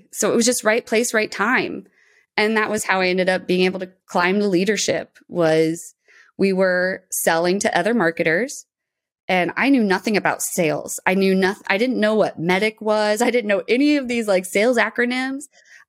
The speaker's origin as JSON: {"language": "English", "town": "Moline", "region": "Illinois", "country": "United States", "tie": "born or raised there", "said": "I was born and raised in Moline, Illinois, so small town on the Mississippi River."}